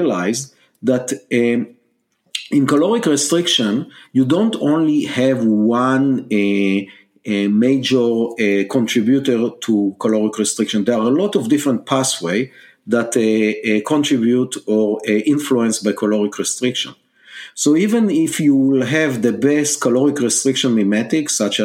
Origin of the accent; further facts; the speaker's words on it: Israel; English is a second language; moved away as an adult; now in United States; you can hear from my accent that I'm not a Native American. I was born and raised in Israel